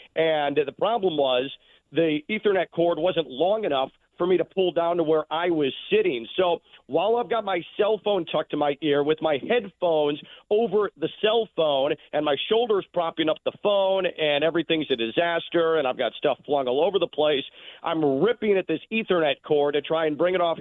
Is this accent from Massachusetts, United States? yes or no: no; Chicago, Illinois, United States; moved away as an adult; now in Boca Raton, United States; someone who did grow up in the Midwest. I'm a Chicagoan